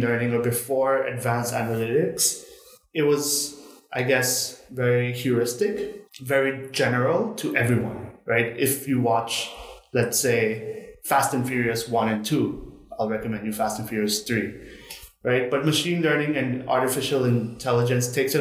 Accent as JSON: {"language": "English", "region": "Bangkok", "country": "Thailand", "tie": "born or raised there", "said": "I was born and raised in Bangkok itself"}